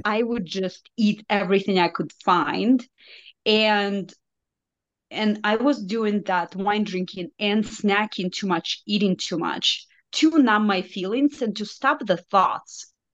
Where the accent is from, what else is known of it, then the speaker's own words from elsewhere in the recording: Belarus; first language Russian; English is a second language; moved away as an adult; now in United States; I am from Belarus, so it's a small country in Eastern Europe